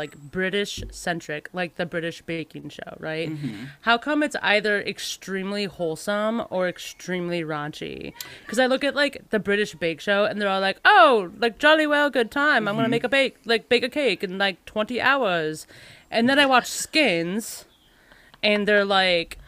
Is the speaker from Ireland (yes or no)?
no; United States; I'm queer and super American.